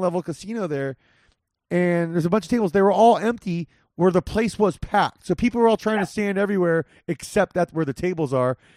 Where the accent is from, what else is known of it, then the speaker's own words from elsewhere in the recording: Whittier, California, United States; La Mirada High School, which is close to where I grew up in Whittier